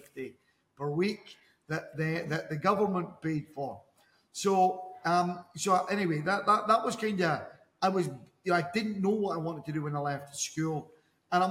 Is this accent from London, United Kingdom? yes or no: no; Dundee, Scotland, United Kingdom; moved away as an adult; now in Dubai, United Arab Emirates; Originally from Scotland in the UK. I'm actually from the east coast of Scotland in a city called Dundee